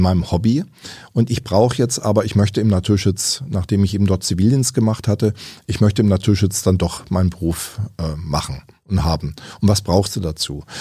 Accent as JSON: {"language": "German", "town": "Überlingen", "region": "Baden-Württemberg", "country": "Germany", "tie": "born or raised there", "said": "Ich auch selbst in meiner Heimatstadt Überlingen"}